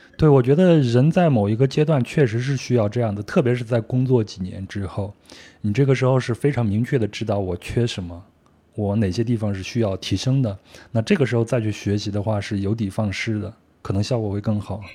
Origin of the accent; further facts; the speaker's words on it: Henan, China; 我老家在河南